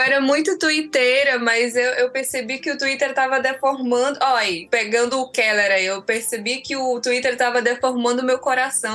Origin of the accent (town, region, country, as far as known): Brazil; born or raised there; also born or lived in Guinea-Bissau